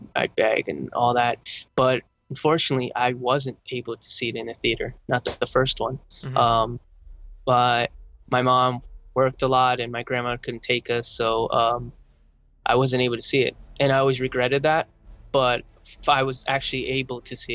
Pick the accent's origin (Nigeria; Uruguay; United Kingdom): Uruguay; now in United States; I come from Uruguay